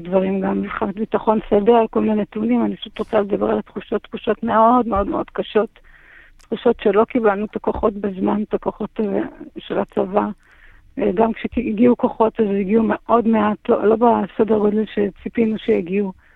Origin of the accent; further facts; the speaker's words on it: Kfar Aza, Southern District, Israel; אני נולדתי, גדלתי בכפר עזה, אני אוהבת את הקיבוץ הזה